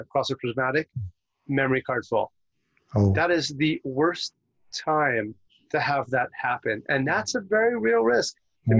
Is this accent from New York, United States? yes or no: yes; New York, United States; I'm from New York